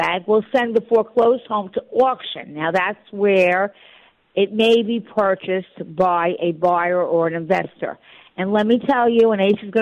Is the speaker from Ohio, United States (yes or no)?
no; New York, United States; also born or lived in Florida; I'm a New Yorker. I'll always be in New York